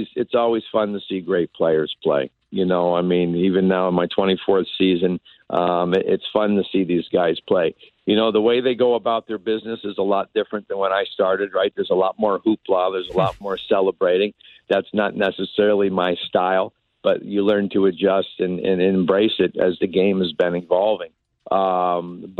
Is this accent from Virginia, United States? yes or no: no; Connecticut, United States; now in San Francisco, United States; I grew up in Connecticut